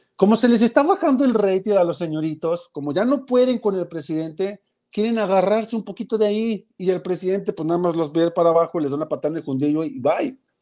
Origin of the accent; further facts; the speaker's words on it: Mexico; porque yo tengo dignidad como mexicano